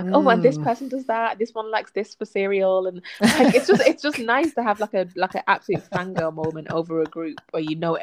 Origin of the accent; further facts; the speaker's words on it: United Kingdom; from two black Brits